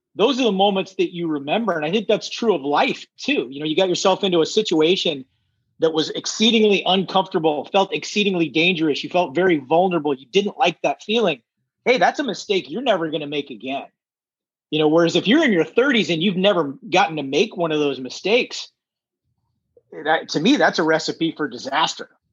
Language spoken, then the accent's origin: English; Redondo Beach, California, United States; I was born in Redondo Beach